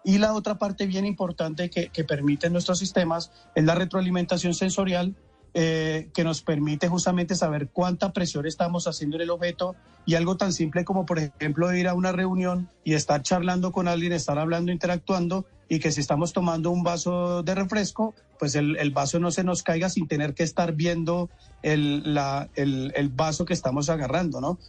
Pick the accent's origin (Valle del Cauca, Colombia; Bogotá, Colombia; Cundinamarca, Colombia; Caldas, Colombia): Valle del Cauca, Colombia; Cali; moved away as an adult; also born or lived in Bogotá, Colombia; now in Mexico; yo soy caleño